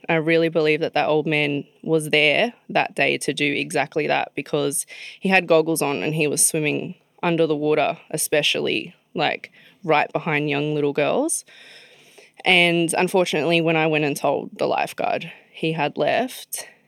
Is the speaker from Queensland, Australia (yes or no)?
no; Sydney, New South Wales, Australia; grew up in Mascot, um, which is in Sydney